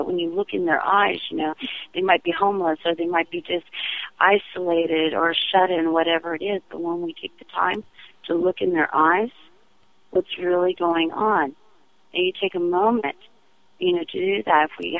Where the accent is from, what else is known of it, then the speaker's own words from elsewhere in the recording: California, United States; I was born in 68. So we were up and down California. My mother was Native American and a flower child.